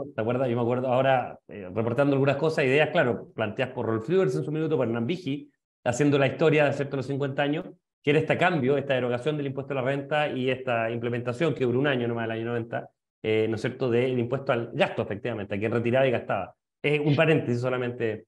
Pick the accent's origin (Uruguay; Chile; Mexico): Chile; como sociedad chilena